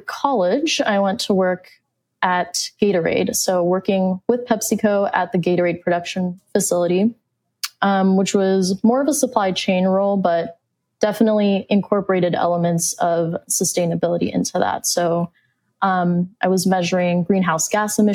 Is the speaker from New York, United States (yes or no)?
no; Phoenix, Arizona, United States; I'm from Phoenix, Arizona